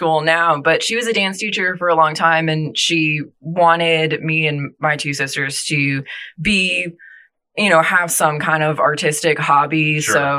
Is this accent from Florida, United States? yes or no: yes; Tampa, Florida, United States; I was born and raised in Tampa, lived here my whole life.